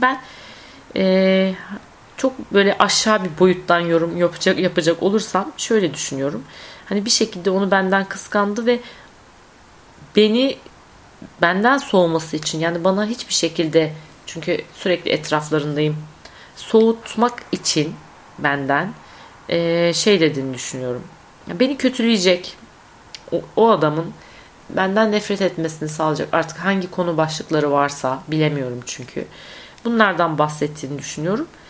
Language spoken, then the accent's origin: Turkish; Konya, Turkey